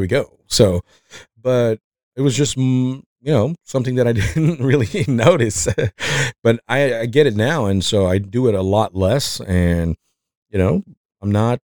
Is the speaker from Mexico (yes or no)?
yes; Mexico; accent: Mexican; English is a second language; moved away